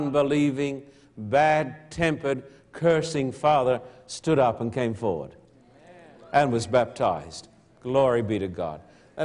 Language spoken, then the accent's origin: English; Australia; moved away; I'm an Australian